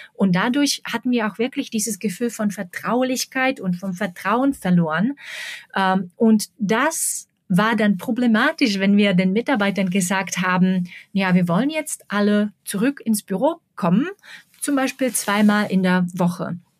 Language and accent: German; Slovakia; German is a second language; moved away as an adult; also born or lived in Prague, Czech Republic; now in Berlin, Germany; ich bin aus der Slowakei weggezogen in den späten 90er Jahren